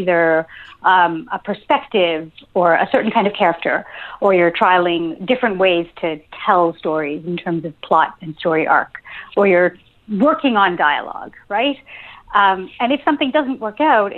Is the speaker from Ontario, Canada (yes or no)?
yes; Ontario, Canada; moved away as an adult; now in St. John's, Canada; I live in St. John's. I grew up in Ontario